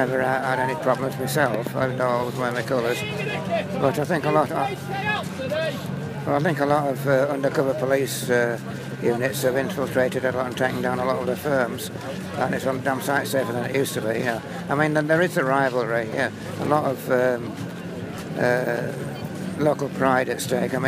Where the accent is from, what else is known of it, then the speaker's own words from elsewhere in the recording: Blackpool, North West England, United Kingdom; also born or lived in London / Mallorca; now in South of England, United Kingdom; I'm from Blackpool originally, but right. I live down south now